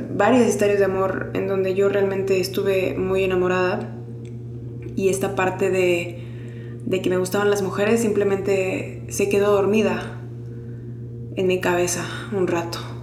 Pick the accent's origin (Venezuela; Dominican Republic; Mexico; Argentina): Mexico; moved away as an adult; now in Mexico City, Mexico; Soy una persona que creció en provincia, nací aquí en la Ciudad de México y crecí en provincia